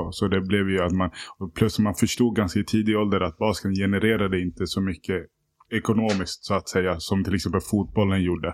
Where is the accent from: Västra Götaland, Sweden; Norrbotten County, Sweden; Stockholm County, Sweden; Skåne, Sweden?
Stockholm County, Sweden; Stockholm; Jag växte upp i Hässelbygård mm. mina första år